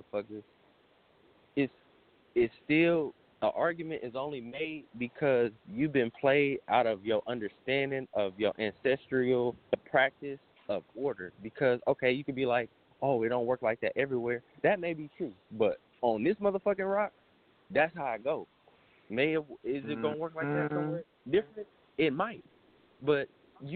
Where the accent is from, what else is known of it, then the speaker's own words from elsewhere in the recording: Oakland, California, United States; growing up in the inner city, I'm from Oakland